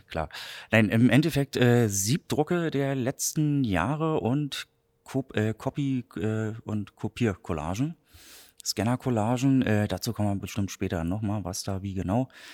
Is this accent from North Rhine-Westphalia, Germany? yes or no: no; Berlin, Germany; accent: Berlin; moved away as an adult; now in Greifswald, Germany; geboren in Berlin, 2007 zum Studium nach Greifswald gekommen